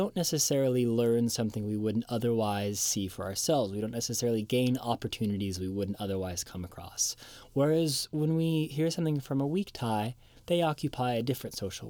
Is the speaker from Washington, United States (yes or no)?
yes; Seattle, Washington, United States; my hometown of Seattle